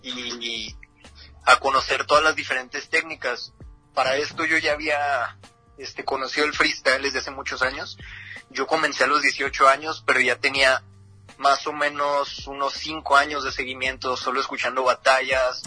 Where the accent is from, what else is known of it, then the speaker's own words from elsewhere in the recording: Ciudad Juárez, Chihuahua, Mexico; freestyler de Ciudad Juárez, Chihuahua, la frontera grande